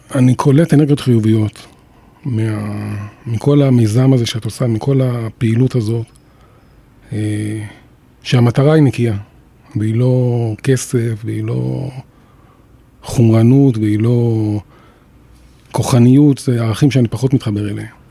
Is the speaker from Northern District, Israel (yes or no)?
no; Jerusalem, Jerusalem District, Israel; אני גדלתי בירושלים